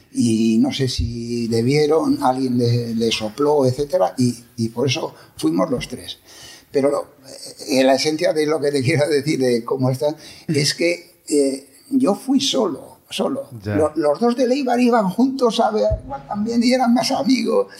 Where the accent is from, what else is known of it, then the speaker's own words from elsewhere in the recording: Irún, Basque Country, Spain; moved away as an adult; also born or lived in Madrid; now in Bilbao, Spain; yo soy de Irún. Y yo soy de Irún, irunés. Hmm. Irunés, sino porque estuve en mis 19 primeros años viví en Irún